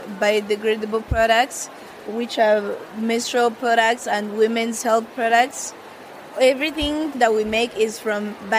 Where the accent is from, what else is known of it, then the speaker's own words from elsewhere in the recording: Rwanda; I'm from Rwanda.